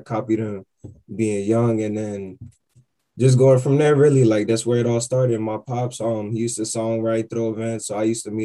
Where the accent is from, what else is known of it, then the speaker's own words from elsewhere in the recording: Miami, Florida, United States; now in Atlanta, United States; I'm from Miami originally